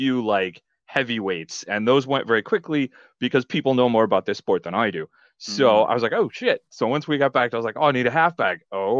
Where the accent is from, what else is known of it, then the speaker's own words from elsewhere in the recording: United States; I'm an American.